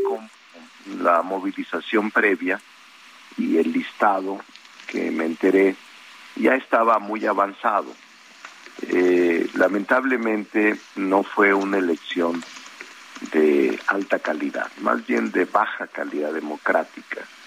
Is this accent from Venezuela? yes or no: no; Zacatecas, Mexico; moved away as an adult; now in Mexico City, Mexico